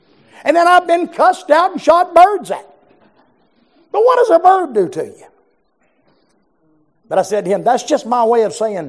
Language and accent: English; Georgia, United States; I'm from South Georgia. I'm from the land of the mobile homes, amen?